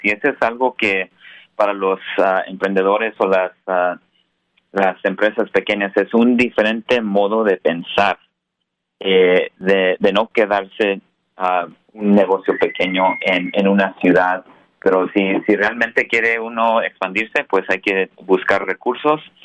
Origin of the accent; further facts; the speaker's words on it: Colorado, United States; now in San Francisco, United States; en, el estado de Colorado, donde nací. Ah, soy primera generación aquí en Estados Unidos.